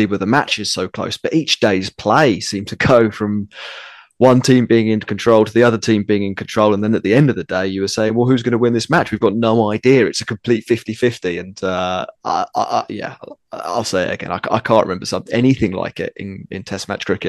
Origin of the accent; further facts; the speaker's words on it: England, United Kingdom; sitting here as an Englishman